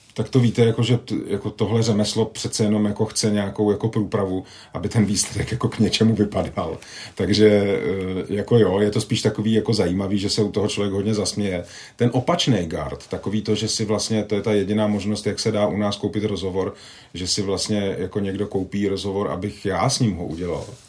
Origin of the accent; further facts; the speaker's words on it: Vrchlabí, Hradec Králové Region, Czechia; Já jsem vyrůstal částečně ve Vrchlabí